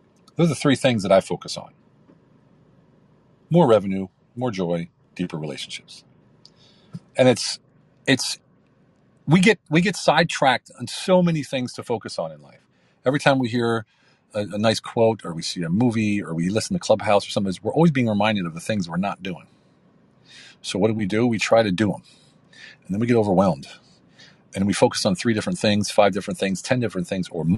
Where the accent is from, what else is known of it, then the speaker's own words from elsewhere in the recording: United States; also born or lived in Hungary; now in Turkey; I'm an American military veteran living between Hungary and Turkey